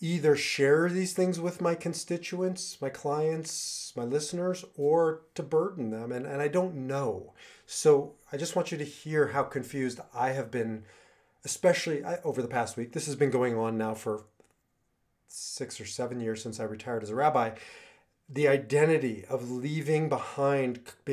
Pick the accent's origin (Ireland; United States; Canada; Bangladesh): United States; Nebraska; moved away as an adult; also born or lived in Israel; I grew up in Nebraska